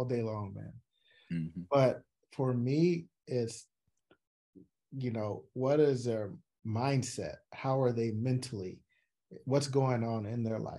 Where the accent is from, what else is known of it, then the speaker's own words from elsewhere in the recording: San Diego, California, United States; growing up in Southeast San Diego as a Black male